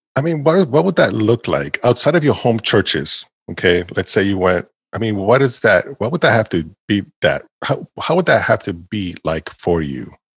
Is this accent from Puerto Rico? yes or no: yes; Puerto Rico; moved away; my home country